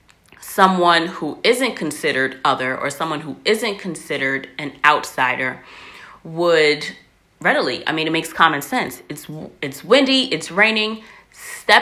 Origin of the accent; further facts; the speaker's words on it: United States; I'm American